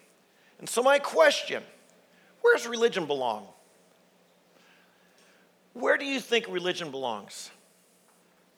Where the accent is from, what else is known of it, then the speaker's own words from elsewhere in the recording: Worthington, Ohio, United States; I grew up right here in Worthington, Ohio